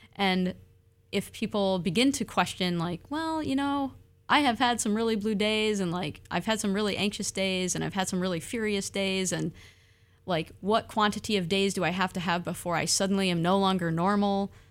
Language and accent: English; Michigan, United States; now in Oregon, United States; I'm from Michigan, those are stolen lands.